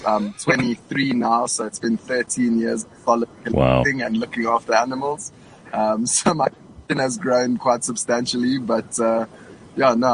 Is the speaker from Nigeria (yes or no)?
no; Durban, KwaZulu-Natal, South Africa; I was born in Durban